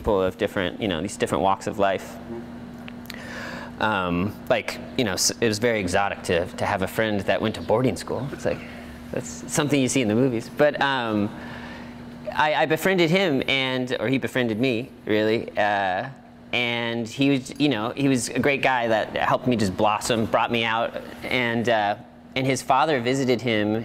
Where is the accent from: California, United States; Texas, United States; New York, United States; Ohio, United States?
California, United States; Santa Clarita; moved away as an adult; also born or lived in Portland, Oregon; now in Oregon, United States; I was born and raised in Santa Clarita. It's like basically the northernmost suburb of Los Angeles.